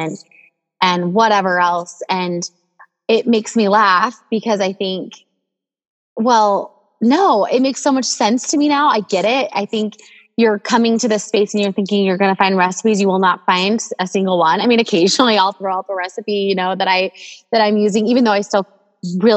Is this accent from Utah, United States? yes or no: yes; Provo, Utah, United States; moved away as an adult; also born or lived in Southern California; We currently live in our hometown of Provo, Utah.